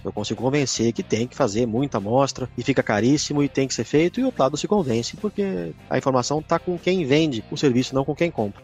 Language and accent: Portuguese; São Paulo, Brazil; moved away as an adult; also born or lived in Piracicaba; Eu sou paulistano